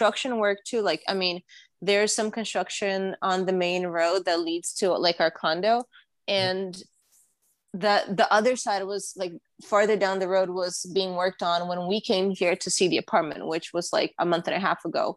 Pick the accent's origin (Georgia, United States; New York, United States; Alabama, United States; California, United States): New York, United States; moved away as an adult; now in Los Angeles, United States; I'm a New Yorker. Like, I grew up, like, all of my teenage years and early adult, like, 20s up until, like, what, last week.